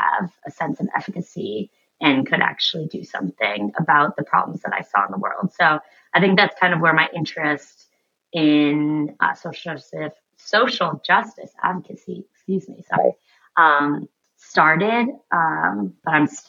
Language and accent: English; Portsmouth, United States; And until then, I'm in my hometown of Portsmouth, spending lots of time with people.